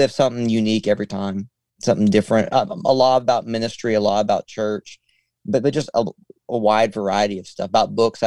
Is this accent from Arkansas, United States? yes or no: yes; Arkansas, United States; I'm from Arkansas, which is still South